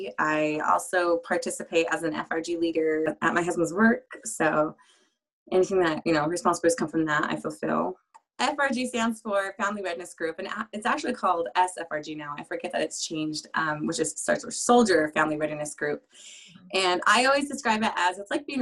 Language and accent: English; Utah, United States; I call Utah home. It's where I spent most of my years. I moved a little bit younger than that, but I'm from Utah.